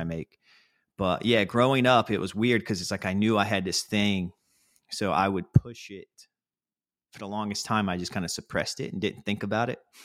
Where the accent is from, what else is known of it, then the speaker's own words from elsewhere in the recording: North Carolina, United States; moved away as an adult; now in New York City, United States; I grew up in North Carolina